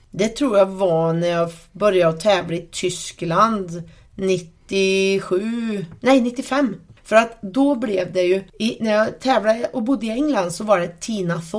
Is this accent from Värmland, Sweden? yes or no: yes; Värmlandsnäs, Värmland, Sweden; jag växte upp här ute på Värmlandsnäs på en bondgård.